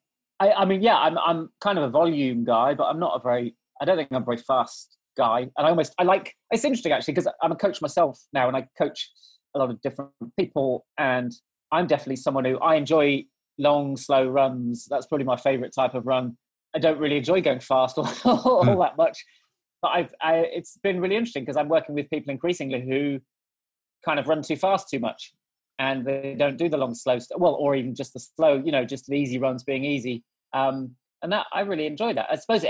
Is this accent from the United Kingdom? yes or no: yes; South West England, United Kingdom; So we moved around a lot, but from about 10, I grew up in the Cotswolds in Gloucestershire.